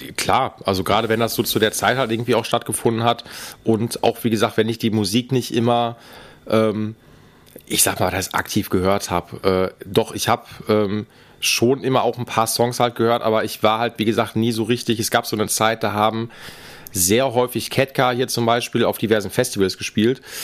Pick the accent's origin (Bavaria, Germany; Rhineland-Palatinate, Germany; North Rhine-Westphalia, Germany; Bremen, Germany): North Rhine-Westphalia, Germany; Essen; ich komme aus dem Norden